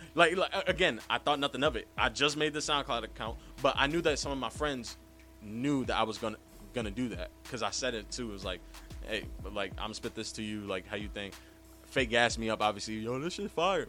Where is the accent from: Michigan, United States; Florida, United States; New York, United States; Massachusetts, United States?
New York, United States; New York City; I'm a Bronx native. I was born not too far away from here.